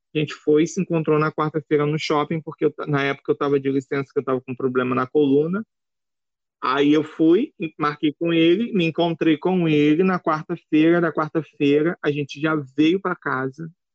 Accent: Brazil; eu não ia sair da minha terra natal

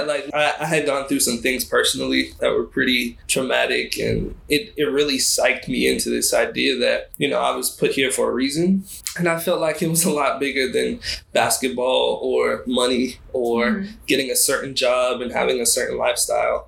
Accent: Baltimore, Maryland, United States; I'm from Baltimore, Maryland, 25.

